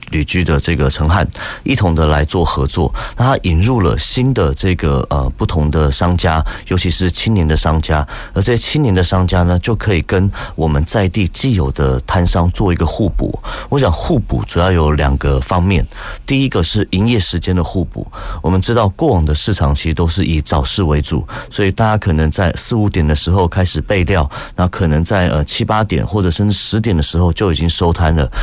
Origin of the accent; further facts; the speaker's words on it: Kaohsiung, Taiwan; 在我们高雄人心里都有非常特殊的地位